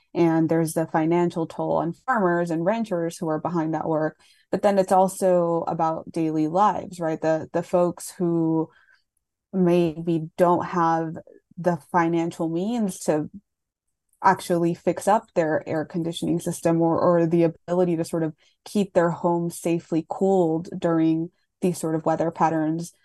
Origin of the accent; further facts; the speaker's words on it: Laredo, Texas, United States; I grew up in Laredo